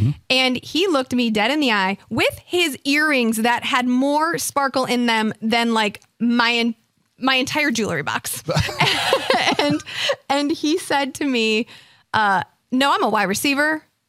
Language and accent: English; Midwest, United States; Because we're both from the Midwest.